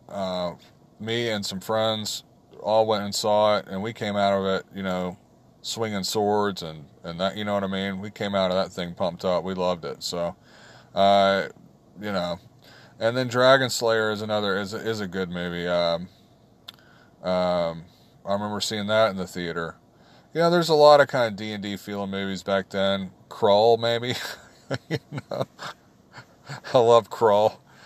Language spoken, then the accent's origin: English; the South, United States; growing up in the South